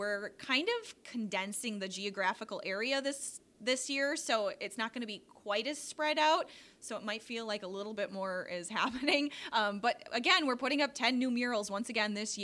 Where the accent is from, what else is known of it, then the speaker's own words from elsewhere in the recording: Denmark, Wisconsin, United States; I grew up in Denmark, and then I went away to college a little bit, and then I just found myself back here